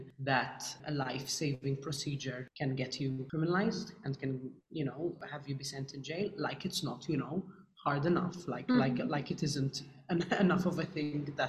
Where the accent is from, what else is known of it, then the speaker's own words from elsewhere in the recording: United Kingdom; being British and growing up here